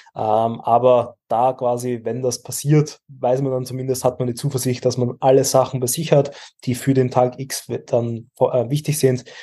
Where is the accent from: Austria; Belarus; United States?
Austria; wir stellen als Österreicher